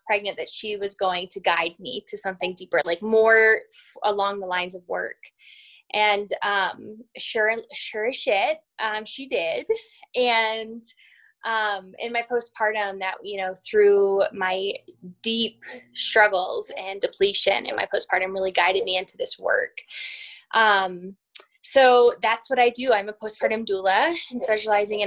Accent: Virginia, United States; moved away as an adult; now in Colorado, United States; I am originally from Virginia and moved out to Colorado. I've been out here for about 12, almost 13 years now

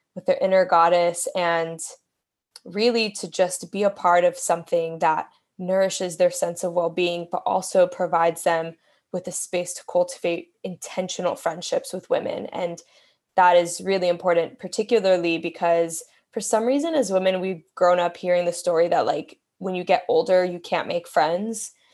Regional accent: Miami, Florida, United States; moved away as an adult; also born or lived in Bronx, New York / Brooklyn, New York; I was born in the Bronx, grew up in Miami, moved back to New York to live full time

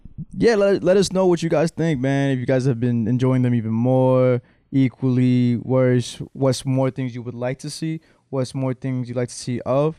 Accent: Rahway, New Jersey, United States; also born or lived in Long Island, New York; Born in Long Island, but raised here in Rahway

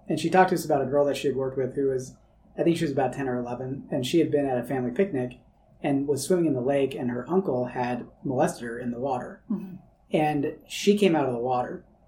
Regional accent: California, United States; when I was a kid growing up in California, I loved the rain

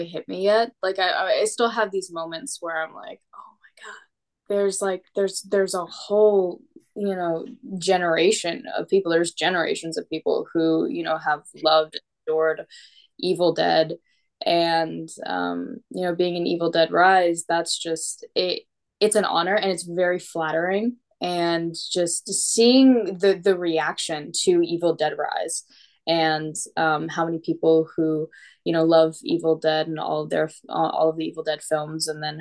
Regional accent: Atlanta, Georgia, United States; I am born and raised in Atlanta, Georgia.

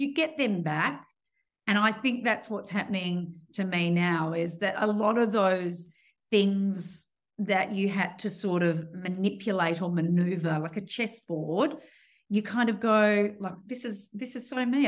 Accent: Perth, Western Australia, Australia; born and raised in Perth

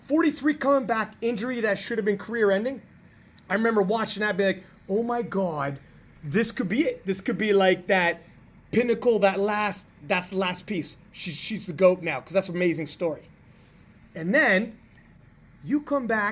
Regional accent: Canada; as a Canadian

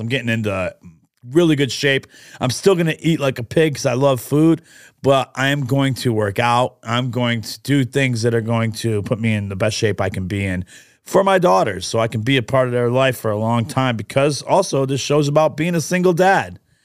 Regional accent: New York, United States; also born or lived in Catania, Sicily (ancestry); a restaurant that I grew up with in New York

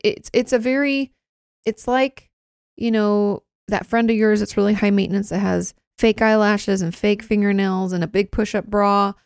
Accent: Washington, United States; moved away as an adult; "Oh, where you from?" I was like, "Oh, Washington."

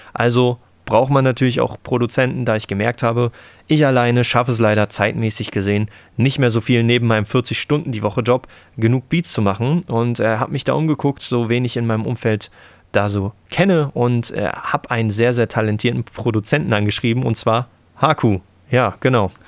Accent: Frankfurt, Brandenburg, Germany; bin zurück in meine Heimatstadt gezogen, Frankfurt-Oder

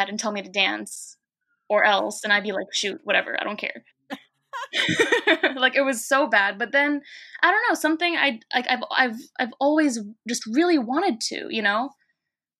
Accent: New York City, New York, United States; growing up in New York City post 9/11, as an Arab is complicated.

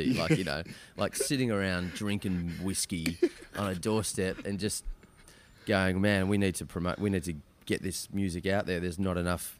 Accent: Australia; now in Bali, Indonesia; I grew up in Australia

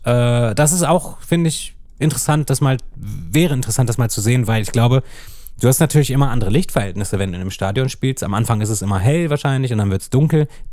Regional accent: Hanover, Lower Saxony, Germany; es ist halt meine Heimatstadt. Also ja. ich bin ja auch in Hannover geboren.

